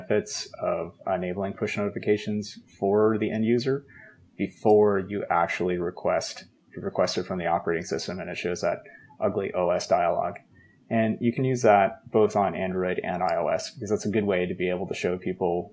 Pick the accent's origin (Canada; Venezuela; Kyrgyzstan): Canada; I'm Canadian